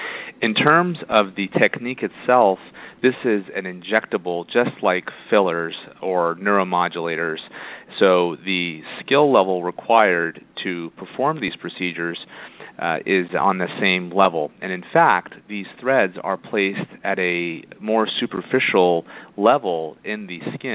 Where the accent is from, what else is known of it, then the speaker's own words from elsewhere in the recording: Indiana, United States; moved away as an adult; also born or lived in Florida / Toronto; now in Los Angeles, United States; I'm originally from Indiana and did all of my schooling there